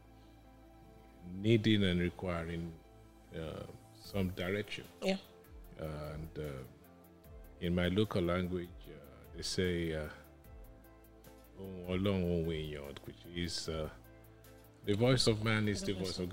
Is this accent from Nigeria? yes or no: yes; Nigeria; also born or lived in Lagos, Nigeria / England / Ibadan, Nigeria; I grew up in Lagos, started some formative years in England, and then Ibadan, on arriving back in Nigeria in 1971